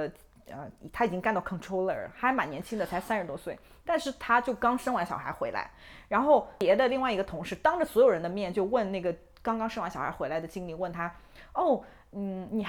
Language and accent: Chinese; China; moved away; 同样身为中国人的女性